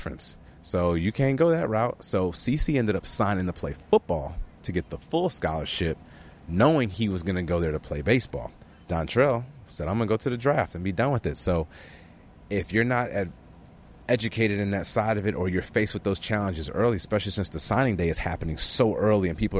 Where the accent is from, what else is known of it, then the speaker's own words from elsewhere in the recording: Chicago, Illinois, United States; I was from Chicago